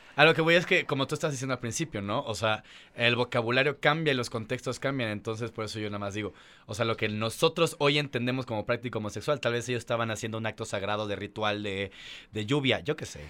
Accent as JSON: {"language": "Spanish", "town": "Mérida", "region": "Yucatán", "country": "Mexico", "said": "yo soy de Mérida, Yucatán"}